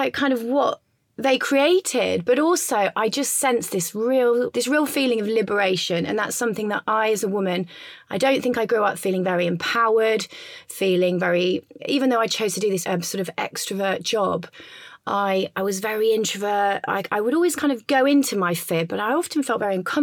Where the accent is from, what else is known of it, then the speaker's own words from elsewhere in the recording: Leicester, East Midlands, United Kingdom; now in London, United Kingdom; I'm not from London. I'm originally from Leicester, from the middle of England, but I live in Notting Hill